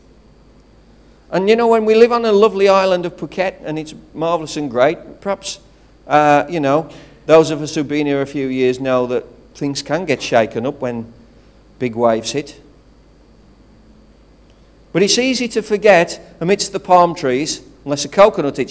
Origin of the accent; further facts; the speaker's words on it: United Kingdom; I stand before you as a British citizen